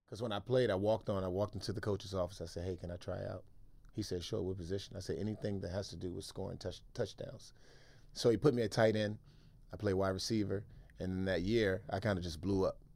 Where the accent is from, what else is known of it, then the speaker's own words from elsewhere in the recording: Washington, District of Columbia, United States; moved away as an adult; also born or lived in Maryland / San Francisco; I grew up in Washington, D C